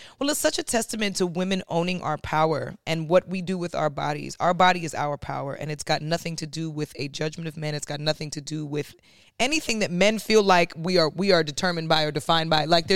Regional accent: New York, United States; I'm from New York where we grew up with Fabuloso

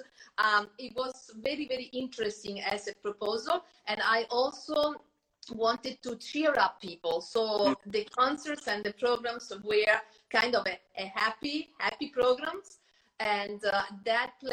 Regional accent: Terni, Umbria, Italy; now in United States; I was born in Terni. That's Umbria.

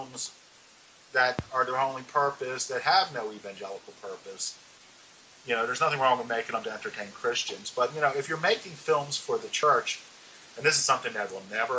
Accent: Baltimore, Maryland, United States; I was born and raised in Baltimore, Maryland, a child of the 60s

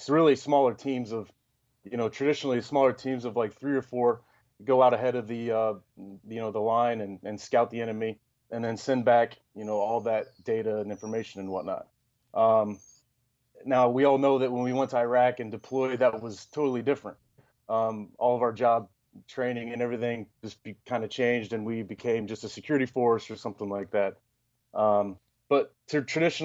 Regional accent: Indianapolis, Indiana, United States; moved away as an adult; also born or lived in Detroit; I grew up in Indianapolis.

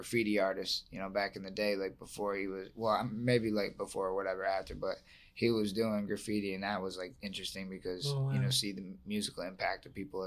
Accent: Buffalo, New York, United States; I'm from Buffalo. I'm from Buffalo

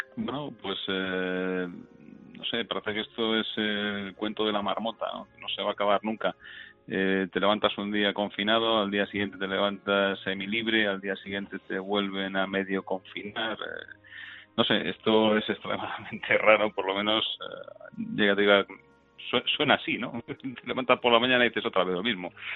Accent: Navalcarnero, Community of Madrid, Spain; yo soy de Navalcarnero

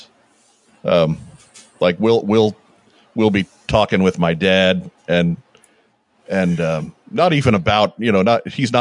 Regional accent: Long Island, New York, United States; we grew up on Long Island. We're from New York

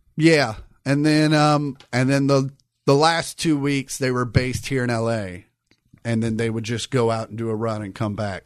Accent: Kansas, United States; I grew up in Kansas where you couldn't wear hats in school

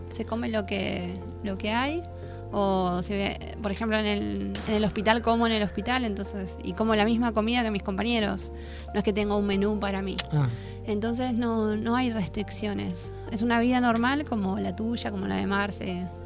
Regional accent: Argentina; porque nosotros como Argentina, en el, desfile de apertura, éramos el segundo país

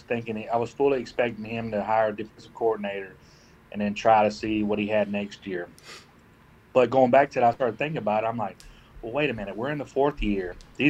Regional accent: Columbus, Georgia, United States; Columbus, Georgia. It's like smack dab in the middle. We're like mid west. We're like right on the Alabama border.

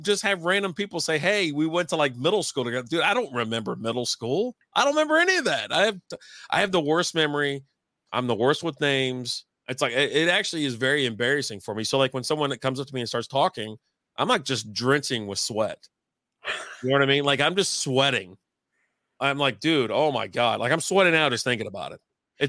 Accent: Connecticut, United States; I'm from Connecticut.

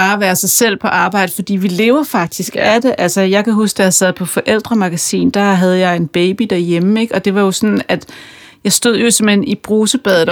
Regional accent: Kokkedal, Capital Region of Denmark, Denmark; jeg er fra Kokkedal

